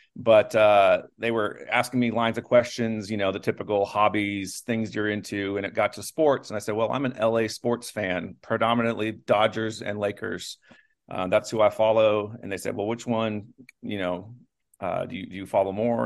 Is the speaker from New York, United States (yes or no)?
no; Los Angeles, California, United States; moved away; I'm from Los Angeles area originally.